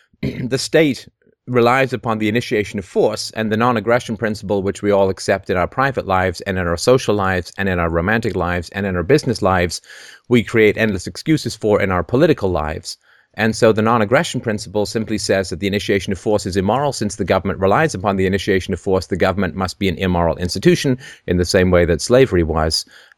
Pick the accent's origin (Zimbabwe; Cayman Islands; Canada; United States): Canada; also born or lived in England; I grew up in England, and I grew up in Canada. I grew up in England in the socialist 70s